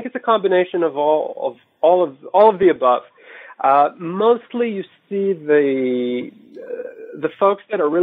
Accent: Israel; moved away as an adult; also born or lived in Georgia, United States; now in New York, United States; Originally born and raised in Israel, I moved to the States in 2002

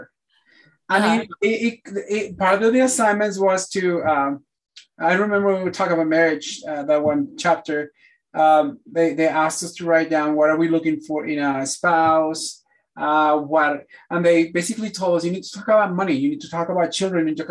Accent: Mexico City, Mexico; first language Spanish; English is a second language; now in United States; growing up in Mexico

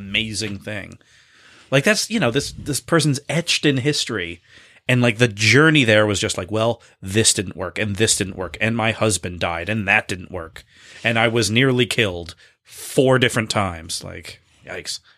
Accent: Boston, Massachusetts, United States; we are Bostonians from the Greater Boston Area

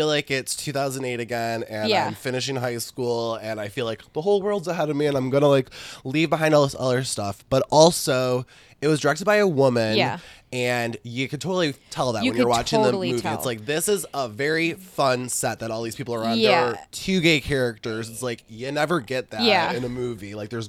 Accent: Michigan, United States; We're from Michigan, yeah. So we pay attention to roads.

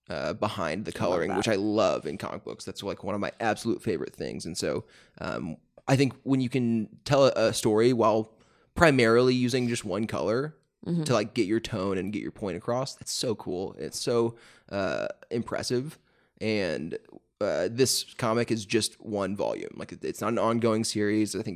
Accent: suburbs of Chicago, Illinois, United States; I was born in the suburbs of Chicago.

